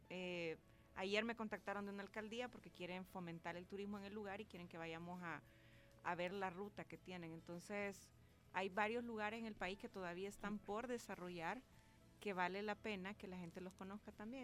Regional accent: El Salvador; yo sí soy salvadoreña

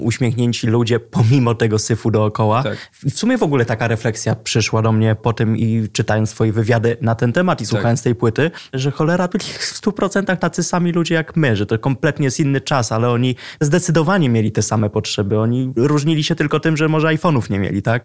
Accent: Lublin, Lublin Voivodeship, Poland; now in Warsaw, Poland; odkąd wyjechałem z Lublina i przeprowadziłem się do Warszawy

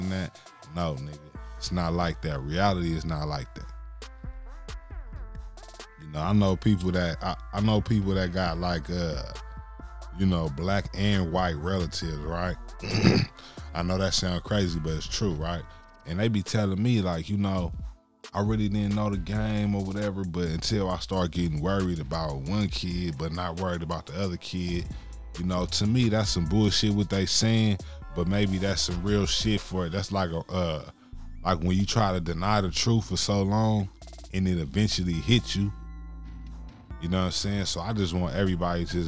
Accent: West Coast, United States; I'm from the West Coast, but the foundation is in the South

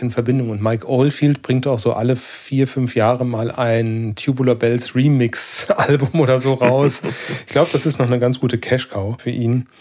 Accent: North Rhine-Westphalia, Germany; bei uns in NRW

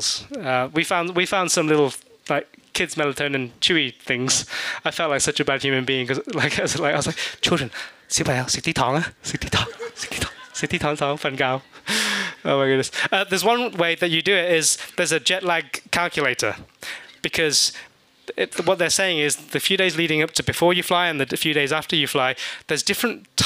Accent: England, United Kingdom; moved away; Growing up in England

